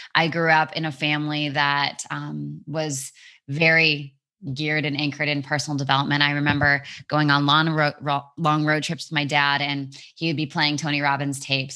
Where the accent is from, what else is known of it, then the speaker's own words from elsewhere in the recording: Vancouver, British Columbia, Canada; moved away as an adult; also born or lived in England; Vancouver, my hometown